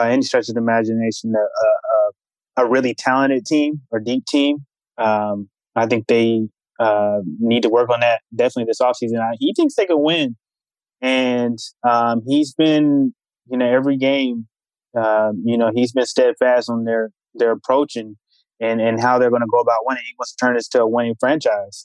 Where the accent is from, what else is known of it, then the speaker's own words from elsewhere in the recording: Charlotte, North Carolina, United States; moved away as an adult; now in Houston, United States; I'm from Charlotte originally.